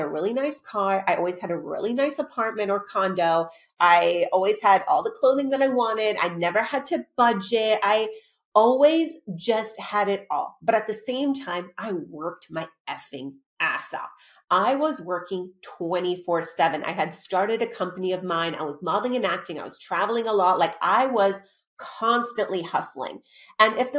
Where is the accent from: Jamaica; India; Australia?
Australia; also born or lived in Arizona; now in Los Angeles, United States; I am the child of immigrant parents that literally, I was born in Australia.